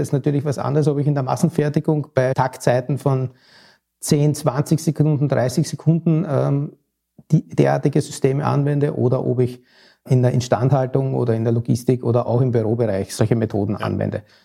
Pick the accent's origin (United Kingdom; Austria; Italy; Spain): Austria; now in Hamburg, Germany; als Wahlhamburger, als Österreicher